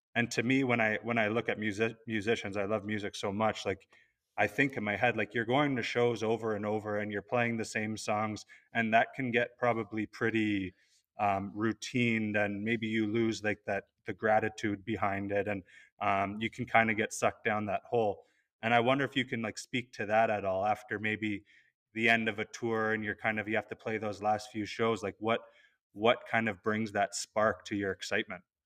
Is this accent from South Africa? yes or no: no; Canada; being Canadian